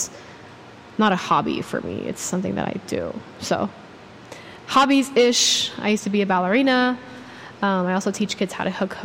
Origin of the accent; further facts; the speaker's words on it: Houston, Texas, United States; I'm from Houston, Texas. Very, very proud of it. Born and raised, Third Ward